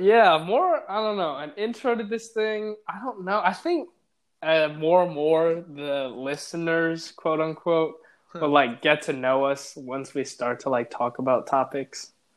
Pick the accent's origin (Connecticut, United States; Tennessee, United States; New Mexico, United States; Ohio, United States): Ohio, United States; Cleveland; also born or lived in Switzerland / Vancouver, Canada; I have grown up in Cleveland basically my whole life from when I was five or six or something like